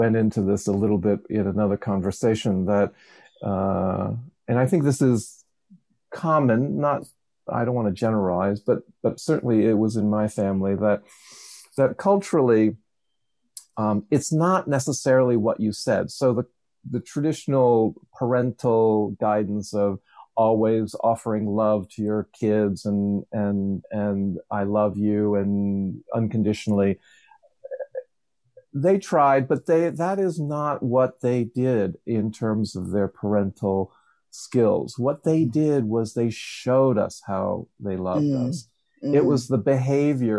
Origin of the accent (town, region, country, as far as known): Levittown, Pennsylvania, United States; born or raised there